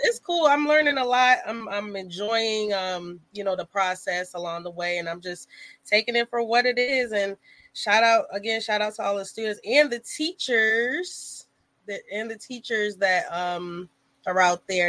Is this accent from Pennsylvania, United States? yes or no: no; New York City, New York, United States; also born or lived in Hampton Roads, Virginia; now in Virginia, United States; I grew up partially in Brooklyn